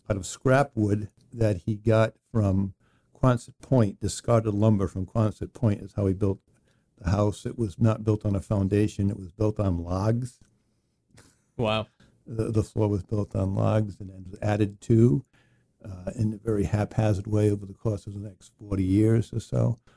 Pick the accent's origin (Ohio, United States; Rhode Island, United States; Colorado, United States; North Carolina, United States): Rhode Island, United States; Exeter; i grew up in exeter rhode island and i was born in 1964 february 28th i just turned 59 recently